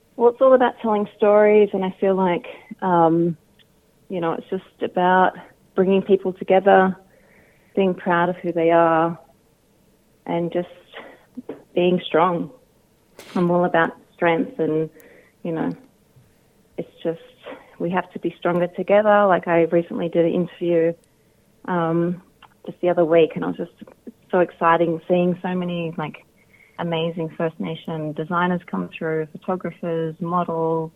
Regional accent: Sydney, New South Wales, Australia; moved away; I'm originally from Sydney, so I do miss Sydney mob

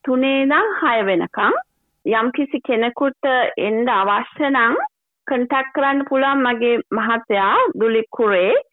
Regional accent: Sri Lanka; now in Melbourne, Australia; අපි මේ ඔස්ට්‍රේලියාවට ඇවිල්ලා ශ්‍රී ලාංකිකයන් විදිහට

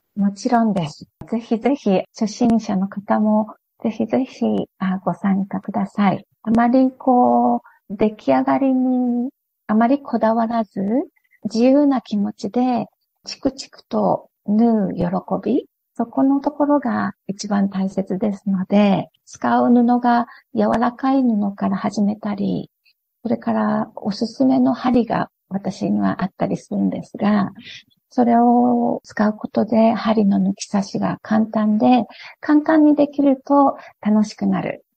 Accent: Japan; moved away as an adult; now in Australia; 子供の頃からずっと日本にいる頃からやっていた

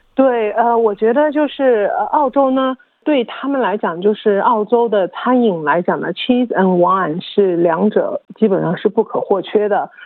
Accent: China; now in Australia; 我们中国人

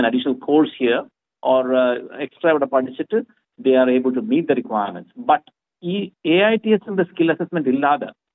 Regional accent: India; now in Melbourne, Australia; നമ്മുടെ നാട്ടിൽ നിന്ന് പ്ലസ് ടു ഒക്കെ കഴിഞ്ഞ്

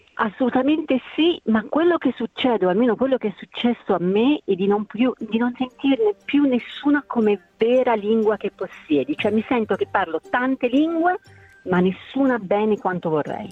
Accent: Italy; io sono nata e cresciuta in Italia

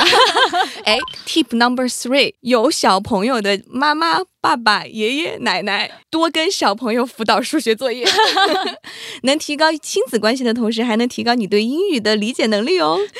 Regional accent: China; first language Mandarin; 我们中国人

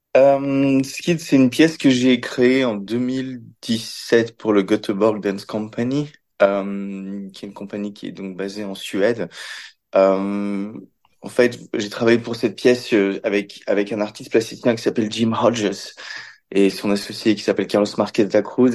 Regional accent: Belgium; also born or lived in Paris; j'ai grandi dans, j'ai grandi en Belgique

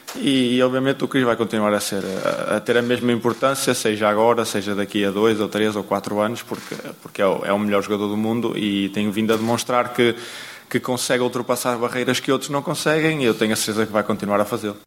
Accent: Portugal; nós, como portugueses

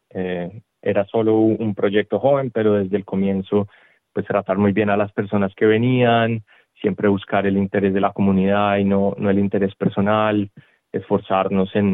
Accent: Colombia; moved away as an adult; now in Melbourne, Australia; yo soy originario de Colombia, había jugado fútbol allá muchas veces y al migrar a Australia

